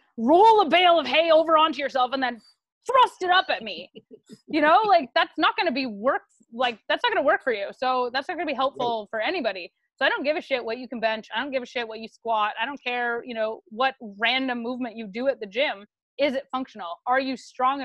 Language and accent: English; Canada; we're Canadian